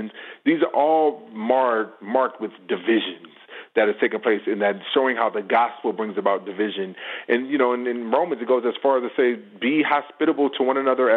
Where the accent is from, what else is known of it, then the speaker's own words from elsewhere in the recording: Los Angeles, California, United States; I grew up in Los Angeles area. I grew up around LAPD and all these things.